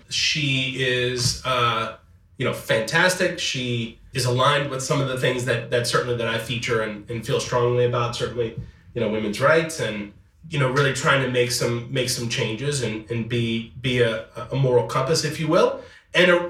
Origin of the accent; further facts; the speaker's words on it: Metairie, Louisiana, United States; I am from Metairie.